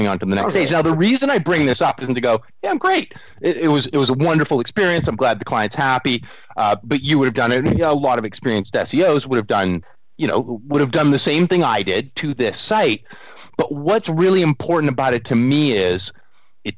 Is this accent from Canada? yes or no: yes; Canada